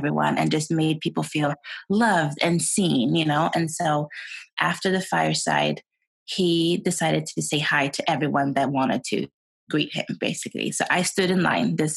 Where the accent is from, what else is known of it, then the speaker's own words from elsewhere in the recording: Sweden; English is a second language; moved away as an adult; also born or lived in Utah, United States; now in United States; I was born and raised in Sweden. And I came to the States 12 years ago.